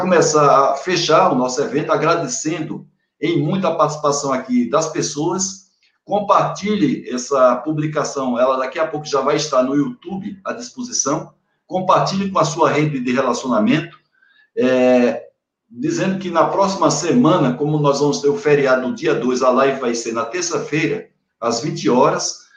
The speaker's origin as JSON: {"language": "Portuguese", "region": "Paraíba", "country": "Brazil", "also_born_or_lived": "Bahia", "moved": "yes", "said": "Sou paraibano, mas tenho um pedacinho meu da Bahia"}